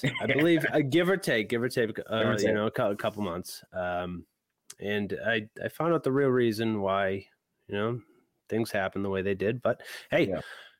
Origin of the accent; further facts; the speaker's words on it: Massachusetts, United States; we're from Massachusetts